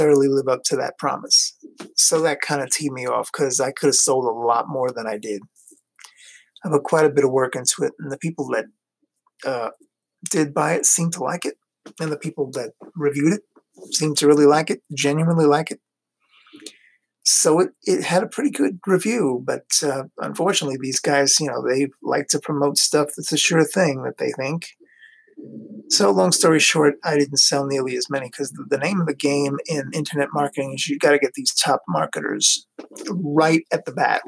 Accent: New York City, New York, United States; moved away as an adult; also born or lived in Long Island, New York / Florida; now in Ohio, United States; I grew up in New York City, Queens, to be exact. I'm a Queens boy

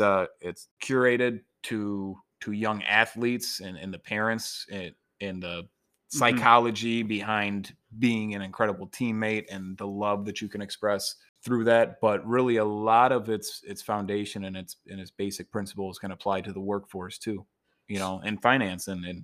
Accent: Niles, Michigan, United States; And so I got a job in insurance back here in my hometown in Niles and in South Bend.

